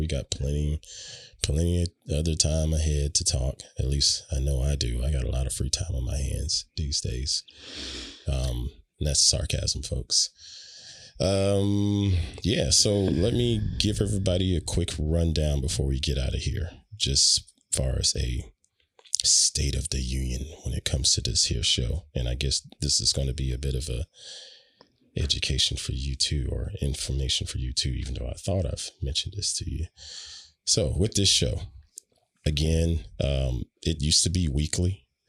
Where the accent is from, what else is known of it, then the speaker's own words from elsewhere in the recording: Southern United States, United States; But that's a dead giveaway of I am a Southerner.